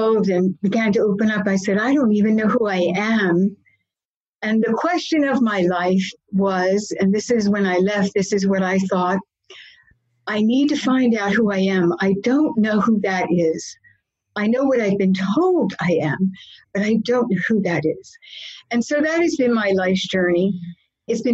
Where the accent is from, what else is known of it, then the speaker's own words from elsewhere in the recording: Philadelphia, Pennsylvania, United States; I was born in Methodist Hospital many years ago, and I grew up in South Philadelphia